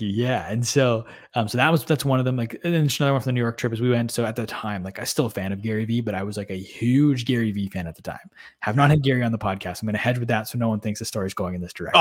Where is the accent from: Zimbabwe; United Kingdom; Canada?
Canada; we're just Canadian kids